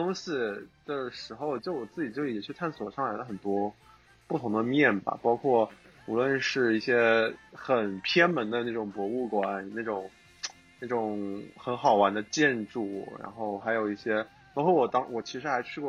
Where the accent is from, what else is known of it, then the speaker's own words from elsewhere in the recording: Nanjing, Jiangsu, China; also born or lived in Shanghai; 我是城里孩子，从小在新街口混的人，